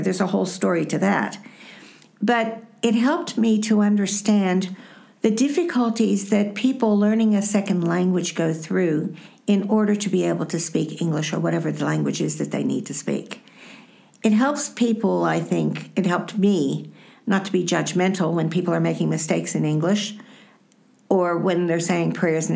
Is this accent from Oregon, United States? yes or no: no; Pittsburgh, Pennsylvania, United States; moved away as an adult; also born or lived in Rome / Michigan; now in Australia; I was born in Pittsburgh, Pennsylvania, in the United States. My parents were first generation American, but my grandparents came from Poland. I grew up in a Polish parish, Holy Family Parish in Lawrenceville